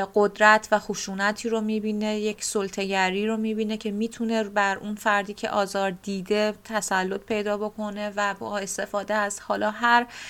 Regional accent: Bushehr, Bushehr Province, Iran; من متولد بوشهر و بزرگ شده بوشهر هستم

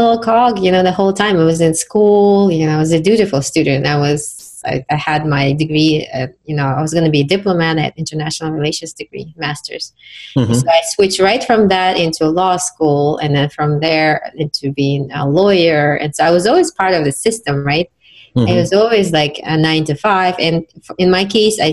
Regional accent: Uzbekistan; now in United States; my home country, Uzbekistan

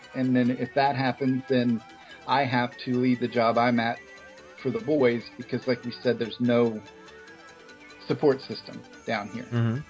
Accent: Davenport, Florida, United States; We say where we're from. We're from Davenport.

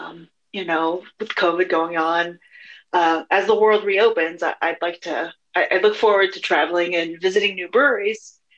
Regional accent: Kentucky, United States; also born or lived in Switzerland; Fun fact, I'm Swiss and American. Growing up, I spent my time between two hometowns that smell amazing, in my opinion. My hometown in Kentucky is flanked by bourbon distilleries. And then my hometown in Switzerland has a cookie factory and a chocolate factory.

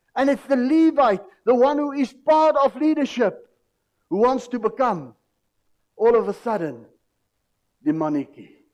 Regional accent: South Africa; ons as as volk, ons as Afrikaner, Suid-Afrikaanse mens het 'n tradisie

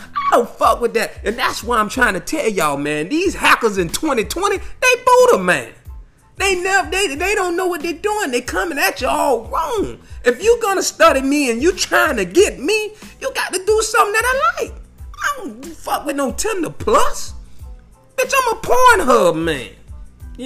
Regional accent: Fort Myers, Florida, United States; I'm from Florida. I'm born and raised Fort Myers

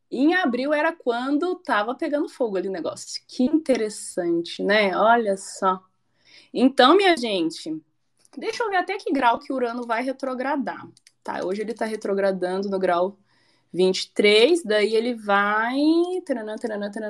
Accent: Goiânia, Goiás, Brazil; born there; now in Curitiba, Brazil; porque eu moro em Curitiba e eu falo assim, gente, mas eu nasci em Goiânia, eu nasci em Goiânia.

